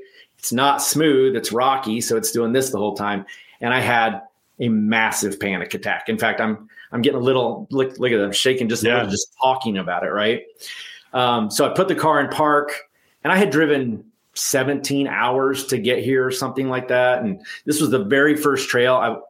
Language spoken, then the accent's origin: English; Texas, United States; And I want to be Tex, because I'm from Texas.